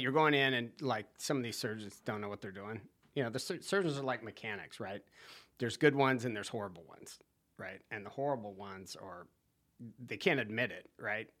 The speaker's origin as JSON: {"language": "English", "town": "Santa Barbara", "region": "California", "country": "United States", "tie": "born or raised there", "moved": "as an adult", "lives_now": "Wrightsville Beach, United States", "said": "I am originally from California. Santa Barbara. I grew up on the beach, Rincon Point"}